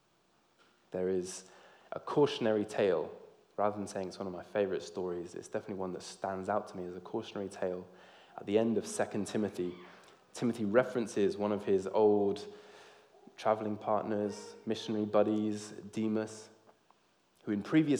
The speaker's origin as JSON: {"language": "English", "region": "Georgia", "country": "United States", "tie": "born or raised there", "said": "I grew up in the South in America, in Georgia"}